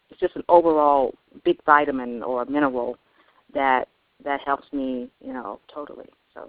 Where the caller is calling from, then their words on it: New York City, New York, United States; New York City.